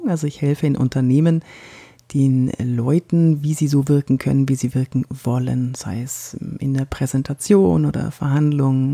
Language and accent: German; Franconia, Bavaria, Germany; accent: Franconian; also born or lived in Munich; Also ich bin Fränkin, wie du, wie du hörst. Ich bin in Frankenland aufgewachsen. Naja gut, ich bin in München geboren, bin in Franken aufgewachsen